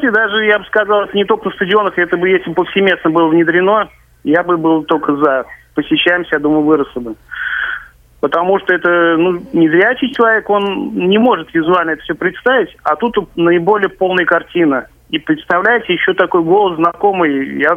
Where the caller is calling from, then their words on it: Kazan, Tatarstan, Russia; Я звоню вам из Казани.